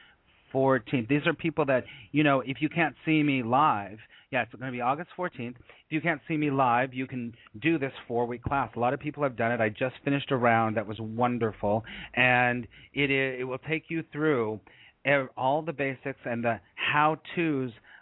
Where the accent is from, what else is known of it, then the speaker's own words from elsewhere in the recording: Los Angeles, California, United States; now in New York City, United States; I grew up in Los Angeles